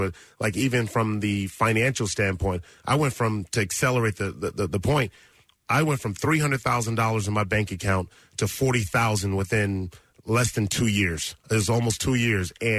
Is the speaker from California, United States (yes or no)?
yes; Los Angeles, California, United States; I grew up in South Central Los Angeles, and in the Crenshaw District